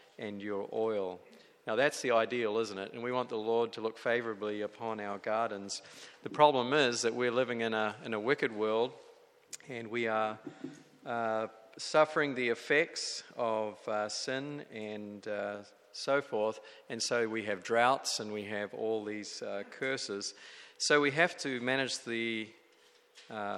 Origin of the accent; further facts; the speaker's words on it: New Zealand; now in California, United States; I come from New Zealand, where it's beautiful and green